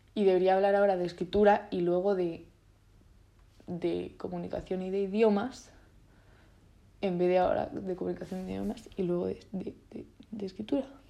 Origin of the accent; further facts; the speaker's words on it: Spain; first language Italian and Spanish; me he criado en España